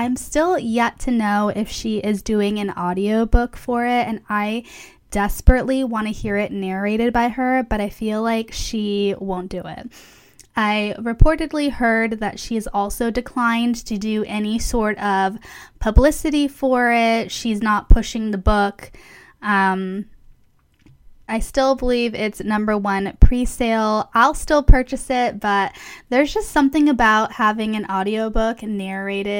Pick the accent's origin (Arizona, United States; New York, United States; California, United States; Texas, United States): California, United States; Palm Springs; moved away; Palm Springs, which is my hometown